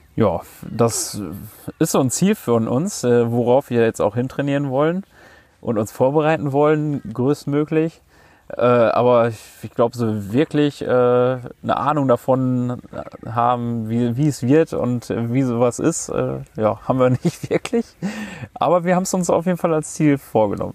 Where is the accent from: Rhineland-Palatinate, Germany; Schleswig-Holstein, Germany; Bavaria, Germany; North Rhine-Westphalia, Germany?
North Rhine-Westphalia, Germany; Münster; moved away as an adult; now in Sunshine Coast, Australia; bei uns zu Hause in Münster